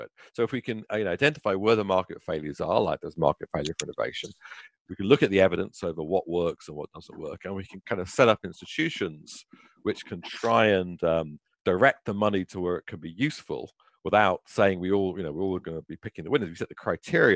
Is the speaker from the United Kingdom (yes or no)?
yes; United Kingdom; moved away; in my own home country, you know, where I was born in Britain.